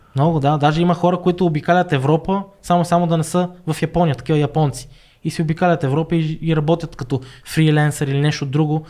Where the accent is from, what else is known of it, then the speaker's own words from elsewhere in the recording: Bulgaria; moved away; also born or lived in Niigata, Japan / Birmingham, United Kingdom; Аз идвам нали, от България и ние учиме повече английски